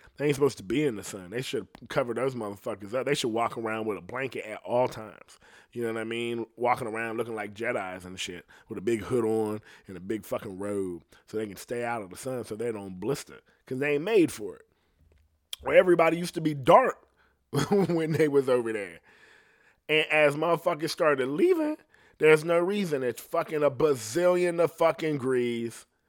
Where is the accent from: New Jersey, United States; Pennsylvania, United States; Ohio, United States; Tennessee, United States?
Ohio, United States; I'm from Ohio, so my shit ain't like it is in the city. But I came from bad shit